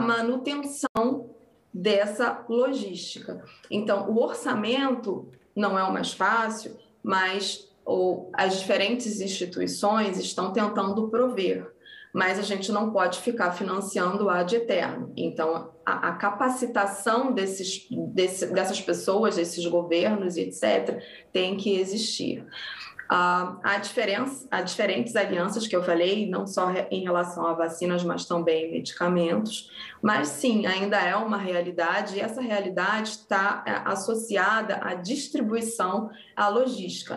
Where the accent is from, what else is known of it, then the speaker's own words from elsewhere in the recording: Brazil; moved away; ser reconhecida como brasileira no meu país foi muito importante